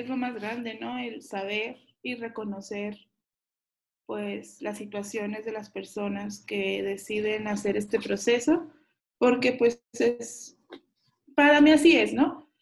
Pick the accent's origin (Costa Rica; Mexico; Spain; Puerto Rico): Mexico; Chihuahua; also born or lived in San Luis Potosí; Yo nací en la ciudad de San Luis Potosí, pero cuando tenía cuatro años me fui a la ciudad de Chihuahua, de donde es la familia de mi mamá y donde he estado toda, toda mi vida